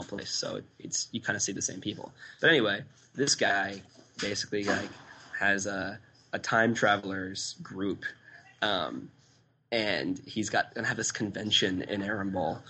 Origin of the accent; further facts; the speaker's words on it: United States; the U.S.